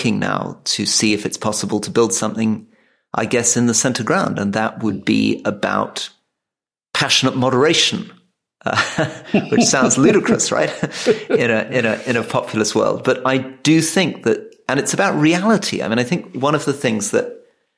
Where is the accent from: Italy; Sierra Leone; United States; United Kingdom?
United Kingdom; Scotland; now in England; we're both Scottish, right? We're both Scottish people who somehow ended up living in England.